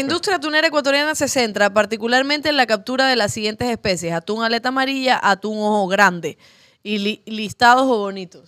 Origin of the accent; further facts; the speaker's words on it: Cuba; now in Ecuador; que no tengo patria, porque soy cubana